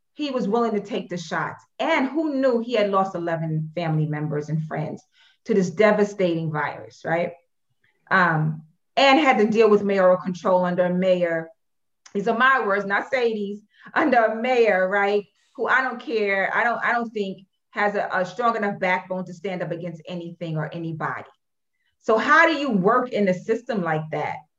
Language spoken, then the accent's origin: English; New York City, New York, United States; born and raised in Brooklyn, New York.